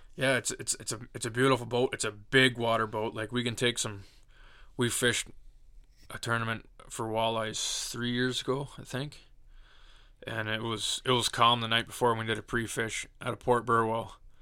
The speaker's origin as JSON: {"language": "English", "town": "Dorchester", "region": "Ontario", "country": "Canada", "tie": "born or raised there", "said": "I'm born and raised in Dorchester, Ontario."}